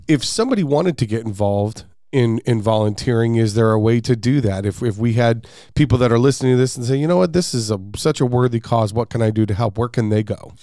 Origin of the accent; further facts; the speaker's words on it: West Valley, Arizona, United States; I'm from the West Valley. Uh, I live here.